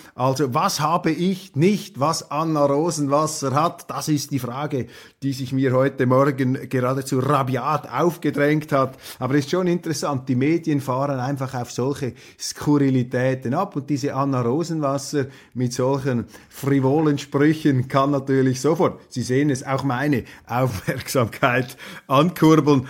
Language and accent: German; Switzerland; als Schweizer